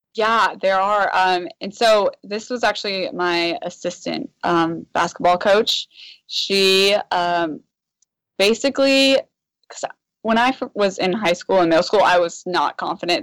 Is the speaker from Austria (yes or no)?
no; Washington, United States; I grew up in Washington, so like my family is the Supersonics